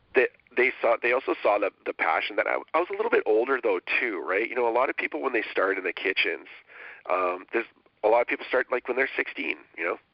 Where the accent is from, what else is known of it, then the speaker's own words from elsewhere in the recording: Winnipeg, Manitoba, Canada; moved away as an adult; also born or lived in Ottawa; I'm you know from Winnipeg. I packed my bags and threw everything in the car and kind of hit Ottawa